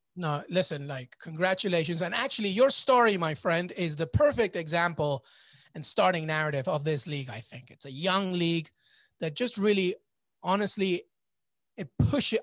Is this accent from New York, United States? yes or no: yes; New York, United States; I'm a New Yorker